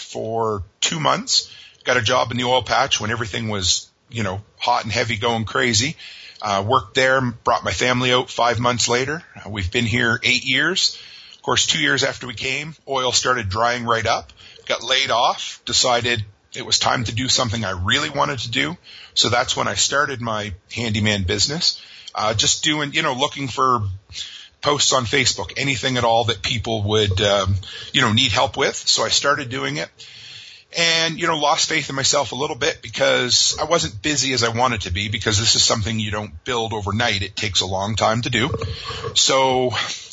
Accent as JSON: {"language": "English", "region": "Nova Scotia", "country": "Canada", "tie": "born or raised there", "said": "I grew up on the east coast of Canada, Nova Scotia, a small fishing town out there"}